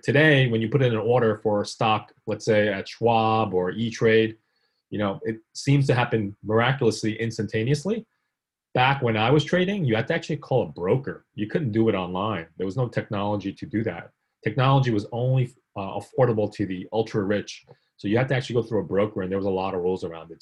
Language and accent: English; New York City, New York, United States; born or raised there; also born or lived in South Korea